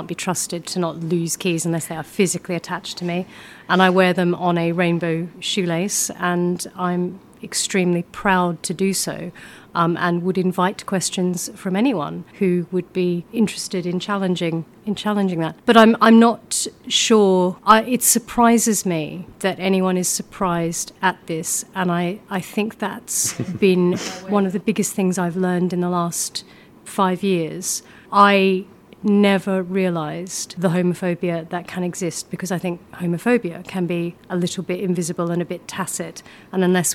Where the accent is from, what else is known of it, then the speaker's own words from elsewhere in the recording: Queensland, Australia; moved away; my background is that I grew up in Australia, in Queensland